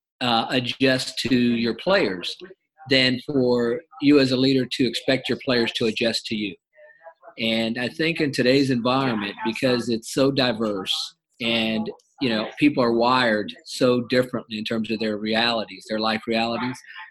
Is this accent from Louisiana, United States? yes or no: no; Ohio, United States; I grew up in Ohio